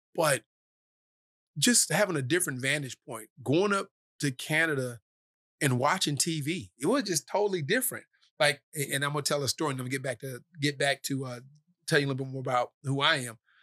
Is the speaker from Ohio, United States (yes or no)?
yes; Cleveland, Ohio, United States; also born or lived in Dorchester, Massachusetts; from Cleveland, Ohio, uh, born in Dorchester, Massachusetts, uh, I moved from Dorchester when I was four